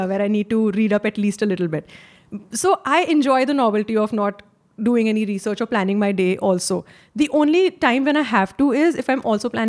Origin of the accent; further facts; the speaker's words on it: India; As an Indian